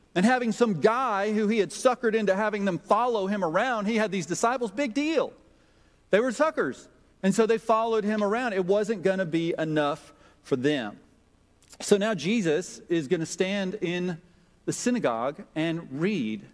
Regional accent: Jackson, Mississippi, United States; moved away; growing up in Jackson, Mississippi in a close knit church.

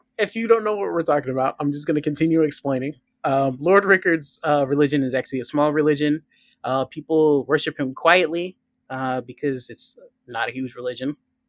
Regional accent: United States; I'm American

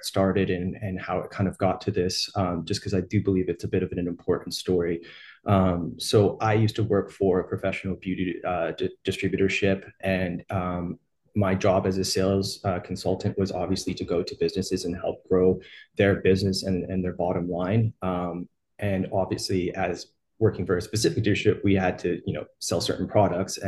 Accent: Edmonton, Alberta, Canada; I'm from Edmonton, Alberta, Canada.

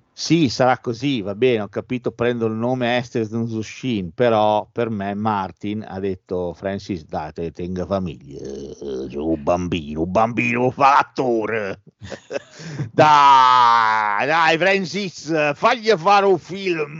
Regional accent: Bologna, Emilia-Romagna, Italy; siamo pure di Bologna

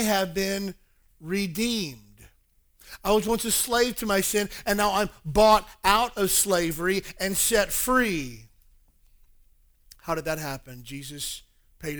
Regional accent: the South, United States; moved away; I'm originally from the South

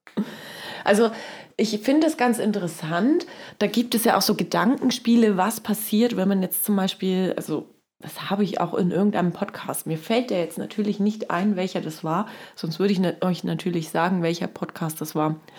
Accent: East Germany, Germany; ich komme ja aus dem Osten

